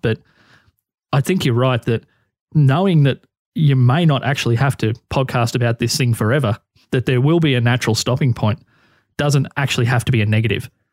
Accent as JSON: {"language": "English", "country": "Australia", "said": "being an Australian who's in his thirties"}